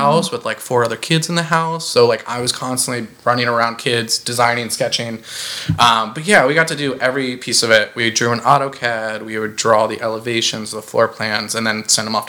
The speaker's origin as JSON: {"language": "English", "town": "Speedway", "region": "Indiana", "country": "United States", "tie": "born or raised there", "moved": "yes", "said": "I'm originally from Indiana. I hail from this tiny little town called Speedway, Indiana. If you've ever heard of the Indianapolis 500 racetrack, I'm so sorry. That was my backyard"}